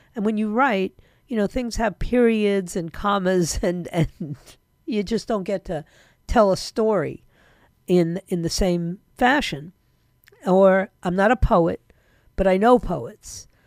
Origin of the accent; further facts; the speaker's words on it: New York, United States; moved away; that's my hometown. Whether I like it or not, that's my hometown.